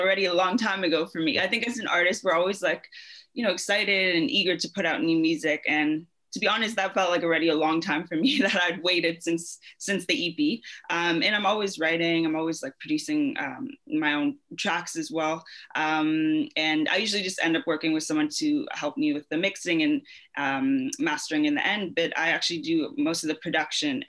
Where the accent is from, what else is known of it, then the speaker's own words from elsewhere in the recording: London, Ontario, Canada; moved away as an adult; also born or lived in South Africa; now in Mississauga, Canada; Born and raised in London, Ontario